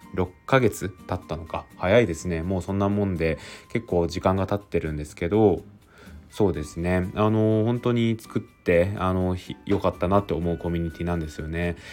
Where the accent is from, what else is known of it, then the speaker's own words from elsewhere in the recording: Aichi, Japan; now in Tokyo, Japan; 僕は上京して東京に来ているので、あの地元は愛知なんですよね。